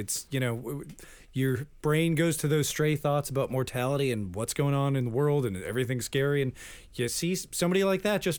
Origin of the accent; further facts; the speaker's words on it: Framingham, Massachusetts, United States; I'm from Framingham. They got a prison there.